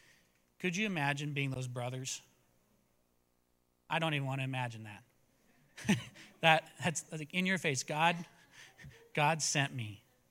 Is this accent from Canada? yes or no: no; Italy; also born or lived in United States; I grew up in Italy. I went back to the United States.